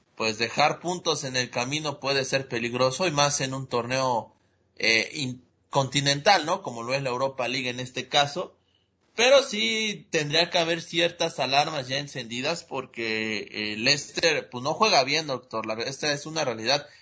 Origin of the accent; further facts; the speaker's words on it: Puebla, Mexico; como poblano